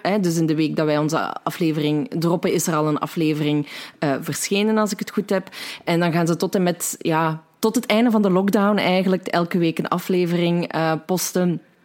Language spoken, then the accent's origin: Dutch; Limburg, Belgium; wij Limburgers nog het meest verstaanbaar zijn van ons allemaal